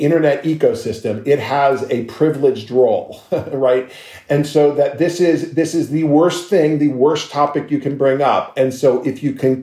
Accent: Miami, Florida, United States; we grew up together in Miami, went to Palmetto Junior High School and Palmetto Senior High School

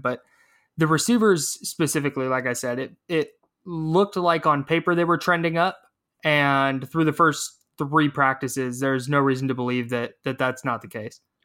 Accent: Brentwood, California, United States; my hometown of Brentwood down in the East Bay

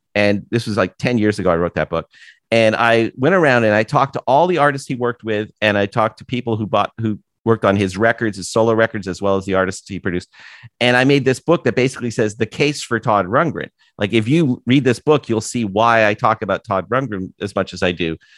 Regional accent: Toronto, Ontario, Canada; moved away as an adult; also born or lived in San Francisco / Vancouver; now in United States; having never lived anywhere else but Toronto

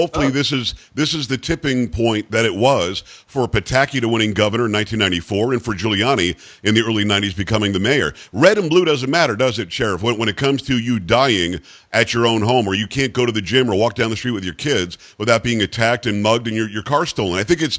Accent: New York, United States; now in Florida, United States; And I'm originally from Metro New York, although like many New Yorkers, I ended up in Florida.

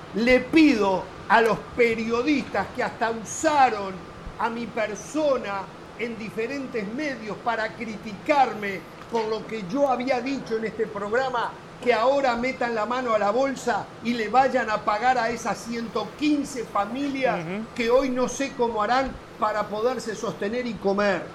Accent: Uruguay

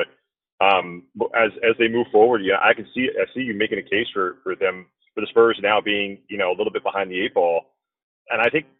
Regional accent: Boston, Massachusetts, United States; now in San Antonio, United States; Having grown up in Boston, I do stay pretty close to my hometown Celtics

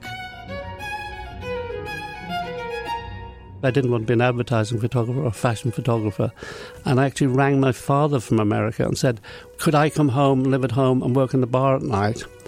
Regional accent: Isle of Man; moved away as an adult; also born or lived in London; when I grew up in the Isle of Man, it's very different than it is now

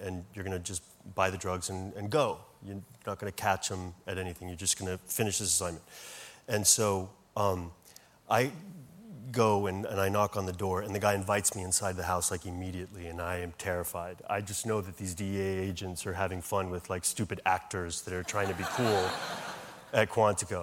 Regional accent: Santiago, Santiago Metropolitan Region, Chile; now in United States; I was born in Chile, actually

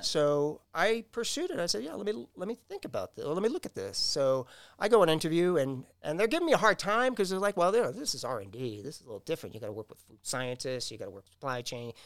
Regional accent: New York, United States; now in Downers Grove, United States; I grew up in New York

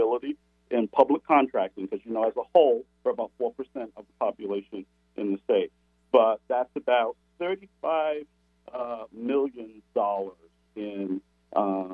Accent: Providence, Rhode Island, United States; moved away as an adult; now in Seattle, United States; I'm originally from Providence, Rhode Island, out in New England

